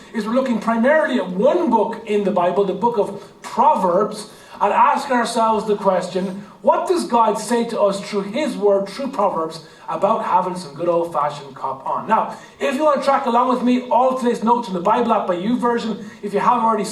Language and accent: English; Ireland; our Irish heritage and our Irish culture